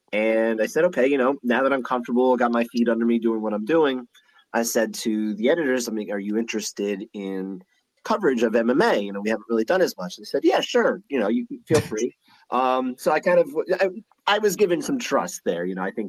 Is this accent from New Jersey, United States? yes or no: yes; New Jersey, United States; Oh, Jersey. All my life. North Jersey.